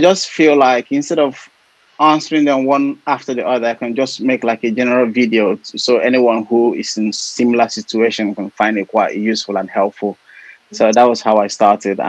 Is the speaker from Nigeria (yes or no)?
yes; Nigeria; moved away as an adult; now in United Kingdom; I'm Nigerian. I work in the NHS. I've been in the country for about 6 years now